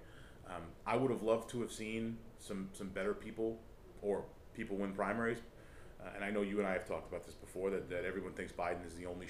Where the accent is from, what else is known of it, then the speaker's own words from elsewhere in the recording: Rhode Island, United States; because we're from Rhode Island